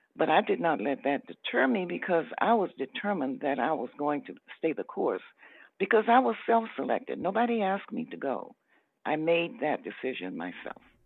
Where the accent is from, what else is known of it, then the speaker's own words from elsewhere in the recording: Atlanta, Georgia, United States; I wanted to stay in the South because I was born in Atlanta. I was not a person who came from another place